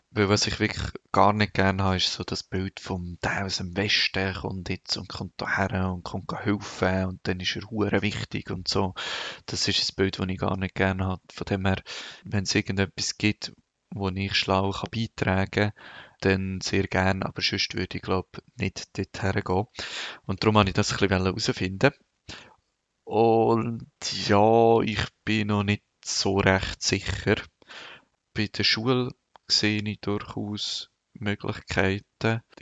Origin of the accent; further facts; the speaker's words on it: Switzerland; als äh, Schweizer habe ich auch einen viel einfacher Zugang zu Personen die könnten ähm, spenden.